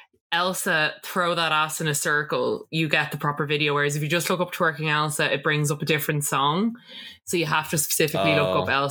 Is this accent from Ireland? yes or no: yes; Ireland; as Irish people